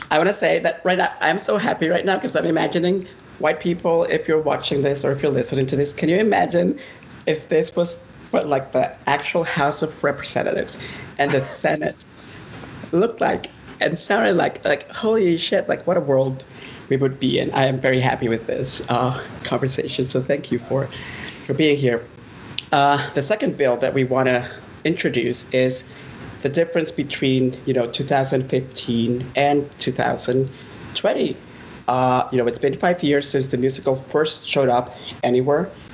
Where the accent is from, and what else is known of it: Honduras; moved away as an adult; now in United States